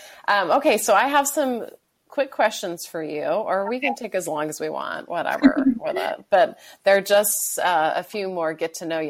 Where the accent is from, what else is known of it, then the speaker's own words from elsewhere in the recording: Bakersfield, California, United States; also born or lived in San Luis Obispo, California; now in La Jolla, United States; I was born in San Luis Obispo. Uh-huh. So I was born near the water, but when I was 5, my family moved to Bakersfield. So we moved inland.